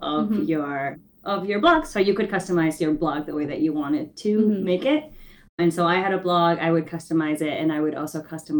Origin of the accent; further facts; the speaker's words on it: New York, United States; also born or lived in Ecuador; So I moved to the States to New York when I was 6, mm-hmm. but then I moved back to Ecuador when I was 12.